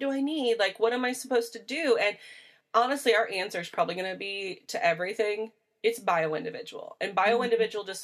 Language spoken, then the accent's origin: English; Midwest, United States; I am from the Midwest. We are, when we say we're corn fed, we are literally corn fed